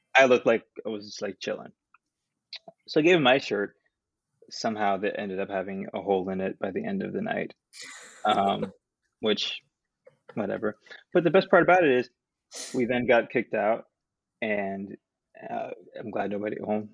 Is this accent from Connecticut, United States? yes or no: no; New Jersey, United States; moved away as an adult; also born or lived in Queens, New York City; I'm from Jersey